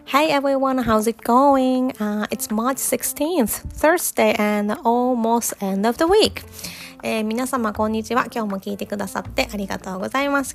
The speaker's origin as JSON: {"language": "Japanese", "country": "Japan", "first_language": "Japanese", "moved": "yes", "lives_now": "Australia", "said": "I'm Japanese and my husband is Australian so our native languages are different"}